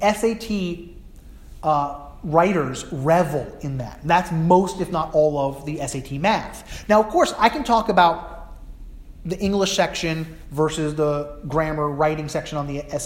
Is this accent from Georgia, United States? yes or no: no; New Jersey, United States; now in New England, United States; I grew up in New Jersey, similar to New England where I live now